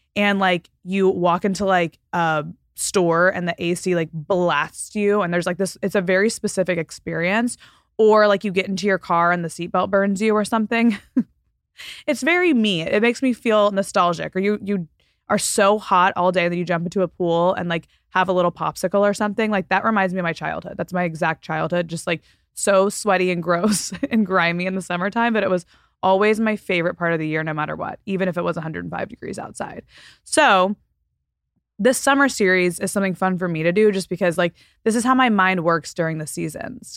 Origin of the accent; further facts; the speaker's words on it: Texas, United States; also born or lived in Florida Panhandle, United States; now in Southern California, United States; And then I moved to Texas, and now I live in Southern California.